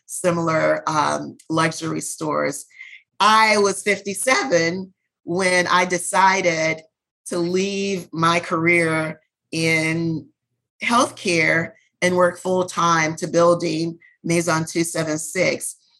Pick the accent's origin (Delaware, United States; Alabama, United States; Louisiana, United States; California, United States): Louisiana, United States; New Orleans; I was born and raised in New Orleans